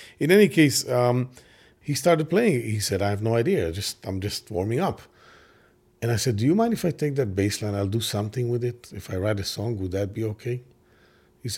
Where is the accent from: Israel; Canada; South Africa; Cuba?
Israel; English is a second language; now in Brooklyn, United States; the 70s, the 80s, I grew up there in Israel